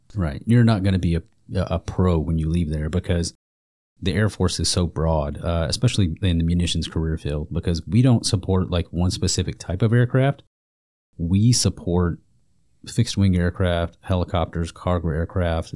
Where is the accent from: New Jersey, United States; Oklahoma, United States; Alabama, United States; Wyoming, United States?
Alabama, United States; moved away as an adult; I'm originally from Alabama